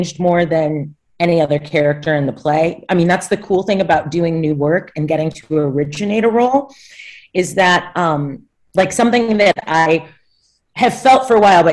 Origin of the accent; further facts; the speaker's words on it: St. Louis, Missouri, United States; I grew up in St. Louis